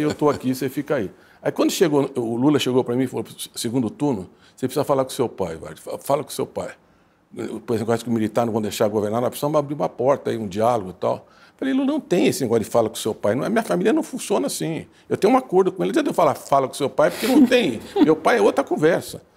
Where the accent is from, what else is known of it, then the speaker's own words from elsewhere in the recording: Santos, São Paulo, Brazil; eu nasci em Santos.